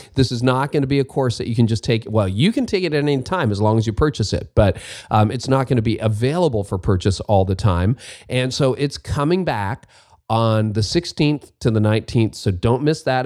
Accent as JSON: {"language": "English", "country": "Canada", "said": "as a Canadian, a, a non-Oregonian"}